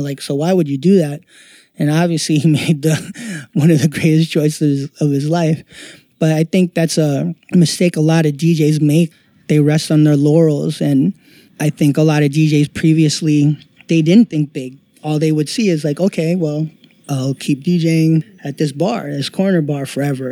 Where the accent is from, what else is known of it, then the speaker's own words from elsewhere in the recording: New York City, New York, United States; moved away as an adult; now in New Jersey, United States; I'm born and raised in New York, but I currently live in Jersey